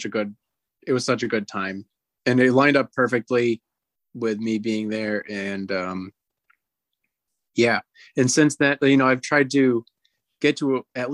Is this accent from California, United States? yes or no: no; Rhode Island, United States; moved away; I grew up in Rhode Island